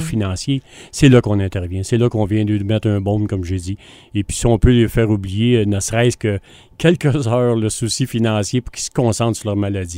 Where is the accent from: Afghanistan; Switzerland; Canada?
Canada; Granby, Quebec; on est de Grimbe